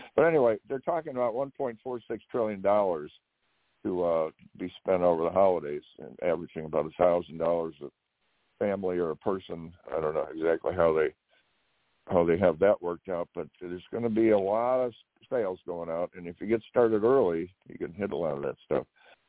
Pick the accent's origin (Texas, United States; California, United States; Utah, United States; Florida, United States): California, United States; Mission Viejo; I grew up in Mission Viejo